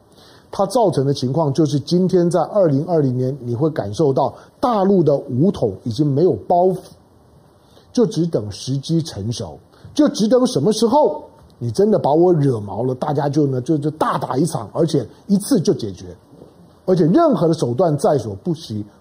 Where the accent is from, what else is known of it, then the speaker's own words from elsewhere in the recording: Taiwan; 我是在台湾的中国人，我是在台湾出生的中国人。虽然我很少去大陆